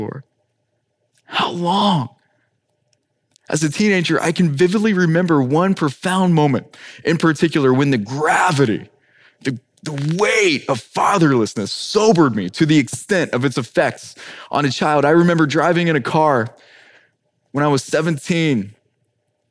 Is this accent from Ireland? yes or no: yes; Ireland; now in Miami, United States; as an Irishman myself